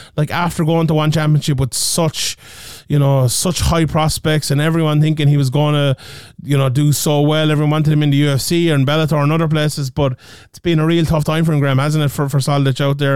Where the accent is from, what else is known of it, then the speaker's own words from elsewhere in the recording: Ireland; as Irish people